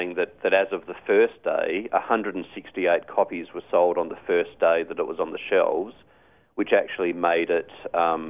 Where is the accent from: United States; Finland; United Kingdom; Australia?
Australia; Wollongong, New South Wales; I'm in Wollongong, Australia